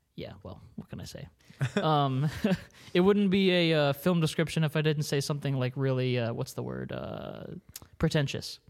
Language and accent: English; Maryland, United States; I grew up in Maryland